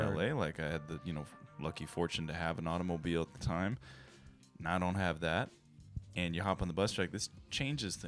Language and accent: English; San Jose, California, United States; moved away as an adult; also born or lived in Los Angeles; now in Japan; I'm from San Jose.